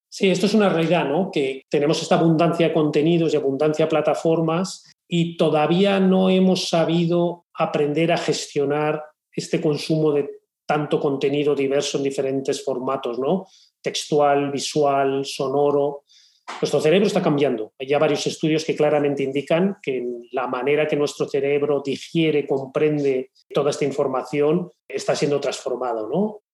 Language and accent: Spanish; Spain; tenemos en España.